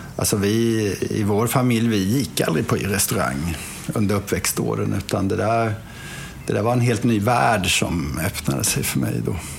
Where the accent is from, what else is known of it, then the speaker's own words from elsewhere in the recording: Lagan, Kronoberg County, Sweden; moved away; jag är då uppväxt i Lagan